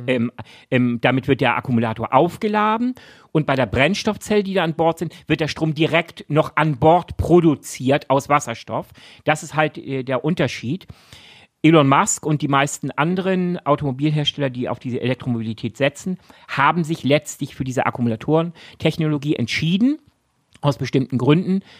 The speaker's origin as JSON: {"language": "German", "region": "Shanghai", "country": "China", "tie": "born or raised there", "said": "Ach, in Shanghai, in meiner, du hast recht, Shanghai. meiner alten Heimatstadt ah, Shanghai."}